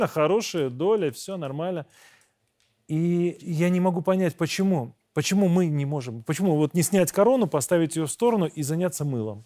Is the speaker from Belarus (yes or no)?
yes; Belarus; Мы, белорусы